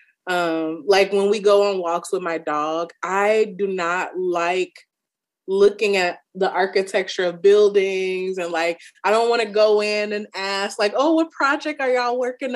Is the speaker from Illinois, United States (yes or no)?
yes; Chicago, Illinois, United States; I'm from Chicago.